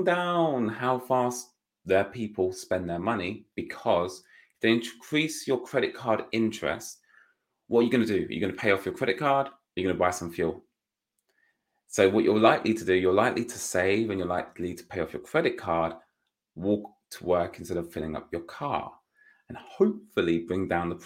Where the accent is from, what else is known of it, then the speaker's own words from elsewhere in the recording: United Kingdom; being a Brit